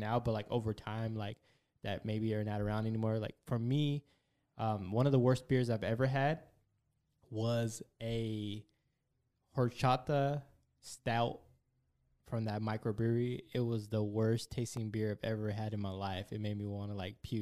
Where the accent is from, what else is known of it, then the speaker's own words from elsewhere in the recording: Fresno, California, United States; moved away as an adult; now in Bay Area, United States; I'm from Fresno, I'm from a small country town, and back home we drank Coors, Fireball, and Bud Light